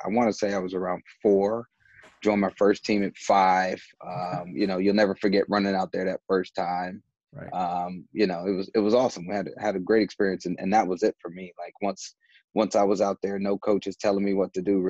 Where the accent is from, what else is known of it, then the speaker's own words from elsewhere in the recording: Huntsville, Alabama, United States; I grew up in Huntsville, Alabama